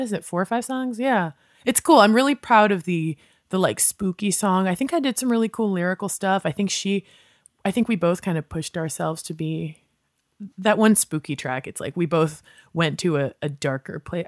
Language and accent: English; West Virginia, United States; moved away as an adult; also born or lived in New Orleans / Sacramento / New York City; now in Los Angeles, United States; growing up in West Virginia, I thought, oh, well, I'm a weirdo goth kid